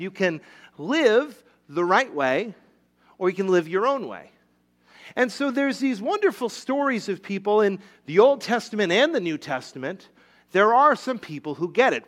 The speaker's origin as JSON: {"language": "English", "region": "Rhode Island", "country": "United States", "tie": "born or raised there", "moved": "yes", "said": "When I was a little kid, I grew up in Rhode Island."}